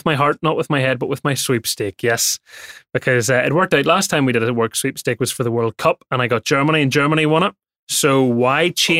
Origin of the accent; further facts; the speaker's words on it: Northern Ireland, United Kingdom; the Northern Irish way is we can say words like mate and sound really menacing.